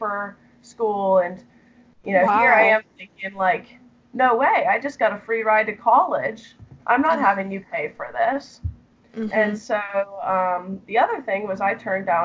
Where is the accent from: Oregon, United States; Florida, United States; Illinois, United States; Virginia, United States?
Illinois, United States; Chicago suburbs; I grew up in the Chicago suburbs